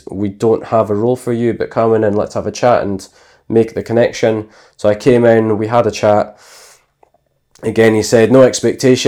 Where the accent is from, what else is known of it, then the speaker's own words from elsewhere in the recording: Inverness, Scotland, United Kingdom; also born or lived in United States; I'm born and bred in Scotland. I've lived in Inverness most of my life